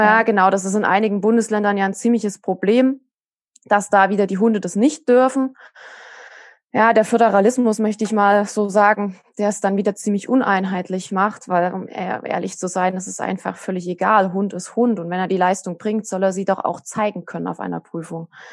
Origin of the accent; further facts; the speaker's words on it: Saxony, Germany; bei uns in Sachsen